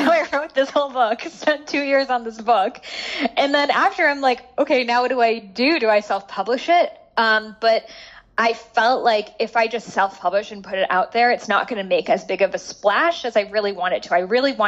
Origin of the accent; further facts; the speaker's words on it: Boston, Massachusetts, United States; I grew up in Boston